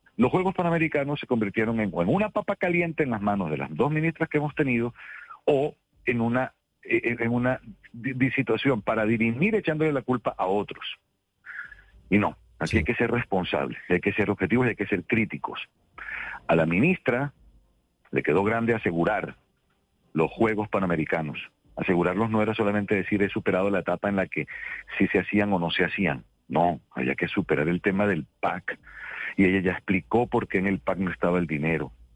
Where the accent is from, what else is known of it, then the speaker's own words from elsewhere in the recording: Colombian Caribbean coast, Caribbean Region, Colombia; yo soy costeño, soy caribeño